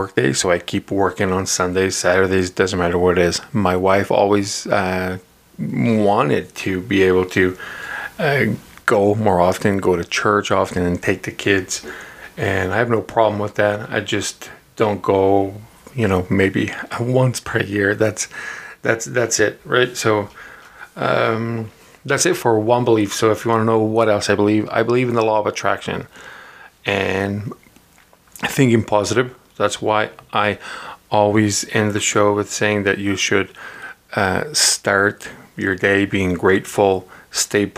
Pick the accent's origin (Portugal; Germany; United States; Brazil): Portugal; moved away; when I was growing up in Portugal